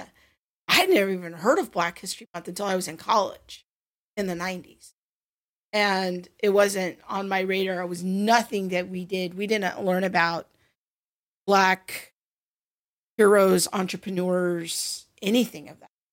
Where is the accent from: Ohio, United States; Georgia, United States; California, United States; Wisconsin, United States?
California, United States; Covina; I grew up in Covina, California, kind of adjacent in 80s and 90s